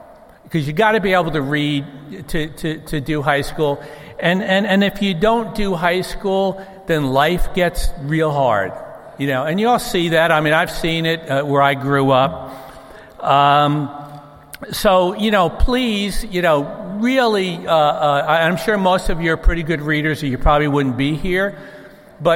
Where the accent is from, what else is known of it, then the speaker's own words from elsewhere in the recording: Newburgh, New York, United States; moved away; I grew up in a town called Newburgh, New York. It's north of New York City